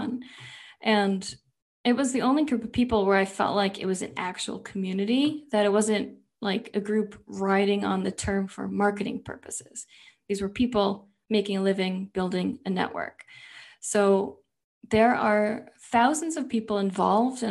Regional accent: New York, United States; we're both from New York

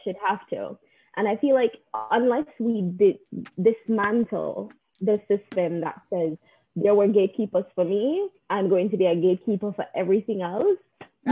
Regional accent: Jamaica; now in United States; growing up in Jamaica

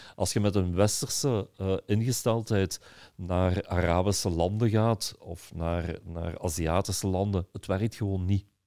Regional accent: Belgium; als Belgen

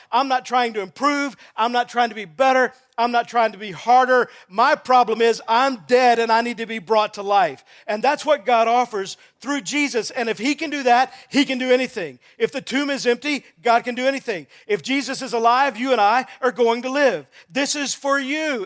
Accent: Texas, United States; I grew up in Texas playing football

